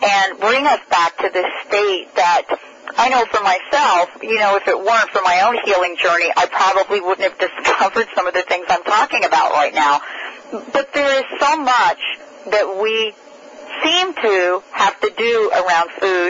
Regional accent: New York City, New York, United States; Even growing up in the Bronx, my grandfather had an herb garden.

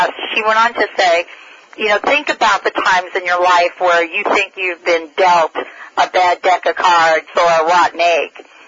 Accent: Bronx, New York, United States; I'm from the Bronx.

